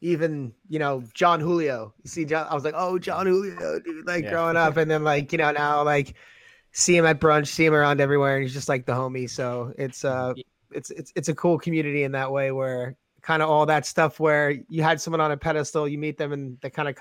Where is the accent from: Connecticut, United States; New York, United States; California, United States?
New York, United States; growing up in New York and like in that scene, like a lot of people skated together